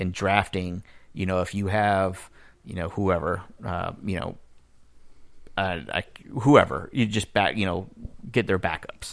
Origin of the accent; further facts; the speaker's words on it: Miami, Florida, United States; I grew up in Miami